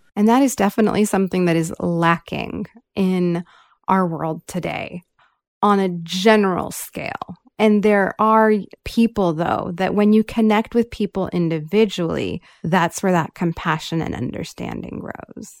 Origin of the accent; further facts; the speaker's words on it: California, United States; I grew up here in California